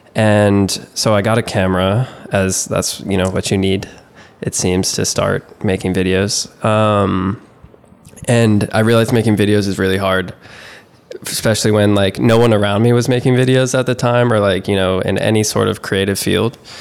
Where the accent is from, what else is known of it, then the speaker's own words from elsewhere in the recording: South Carolina, United States; also born or lived in New York; I was born in New York, we moved to South Carolina when I was in kindergarten, started playing soccer then.